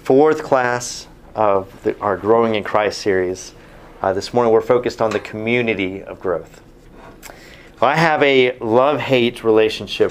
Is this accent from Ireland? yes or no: no; Texas, United States; as a Texan sitting in my Bible college class